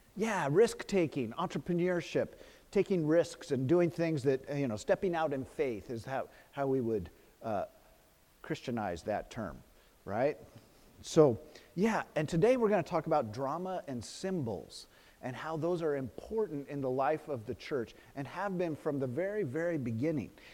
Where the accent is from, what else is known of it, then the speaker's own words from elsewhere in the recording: Los Gatos, California, United States; my hometown in Los Gatos